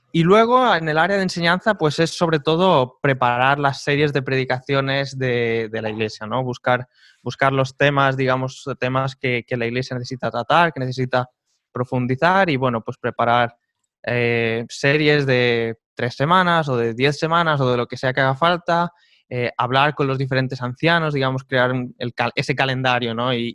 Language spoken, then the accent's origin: Spanish; Majorca, Balearic Islands, Spain; moved away as an adult; also born or lived in Seville, Spain; now in Žilina, Slovakia; Mallorquín, mallorquín puro.